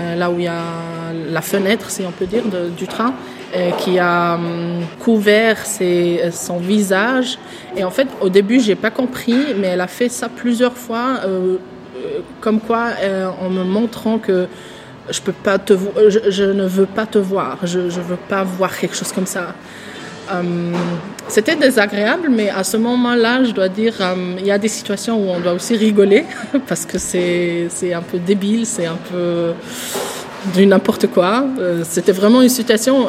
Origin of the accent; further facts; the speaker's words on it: Switzerland; also born or lived in Tunisia; Je me vois en tant que Suisse parce que je, je suis vécue en Suisse, c'est le pays où j'ai ouvert mes yeux